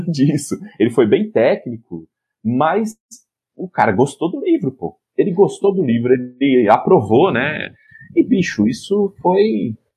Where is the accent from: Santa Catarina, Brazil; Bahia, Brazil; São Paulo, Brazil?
São Paulo, Brazil; Piracicaba; moved away as an adult; now in Recife, Brazil; eu sou de São Paulo nascido, mas moro em Recife